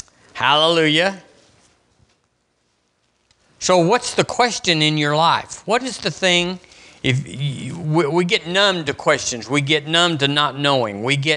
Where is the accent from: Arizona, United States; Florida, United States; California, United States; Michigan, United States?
Arizona, United States; Tucson; When I was growing up in Arizona, in Tucson, we were there 5 years.